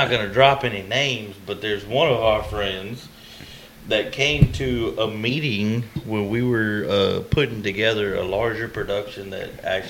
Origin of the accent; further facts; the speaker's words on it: Brenham, Texas, United States; now in Somerville, United States; I'm from Brenham. I now live in Somerville.